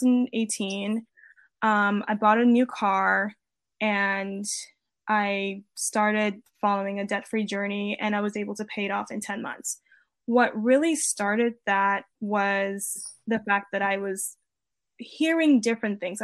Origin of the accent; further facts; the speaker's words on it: Maryland, United States; moved away as an adult; also born or lived in Virginia / Los Angeles; I'm originally from Maryland.